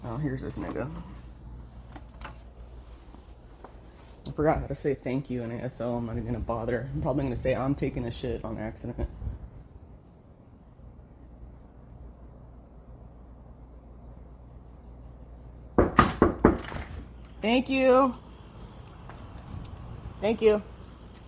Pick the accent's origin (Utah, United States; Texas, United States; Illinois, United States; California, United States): California, United States; Southern; I grew up in Southern California